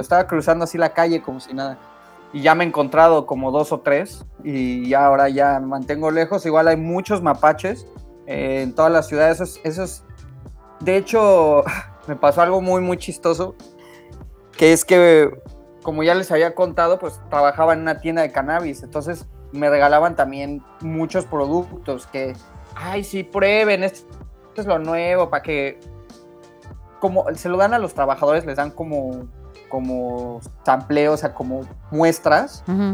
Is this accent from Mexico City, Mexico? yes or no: yes; Mexico City, Mexico; now in Canada; yo soy de la Ciudad de México